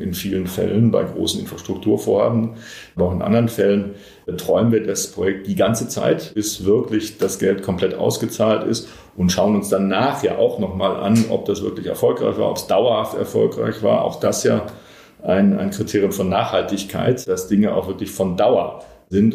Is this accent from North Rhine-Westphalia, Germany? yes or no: yes; Bochum, North Rhine-Westphalia, Germany; moved away; meine Heimatstadt Bochum